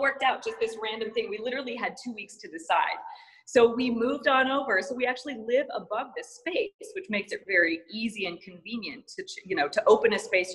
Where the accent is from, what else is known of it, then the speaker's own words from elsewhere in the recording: Missoula, Montana, United States; moved away as an adult; also born or lived in San Diego, California; now in Phoenix, United States; I grew up in uh, Missoula, Montana. spent my first 18 years there